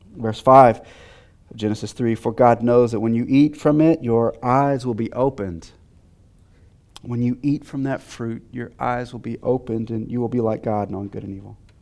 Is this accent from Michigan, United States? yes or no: no; Texas, United States; I'm from Texas